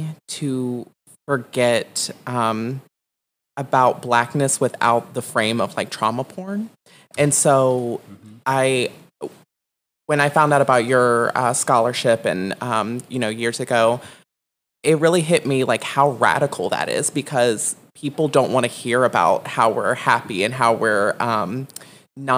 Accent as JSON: {"language": "English", "town": "Richmond", "region": "Virginia", "country": "United States", "tie": "born or raised there", "said": "I am from Richmond, Virginia. Originally, I grew up in the South Side, extremely impoverished"}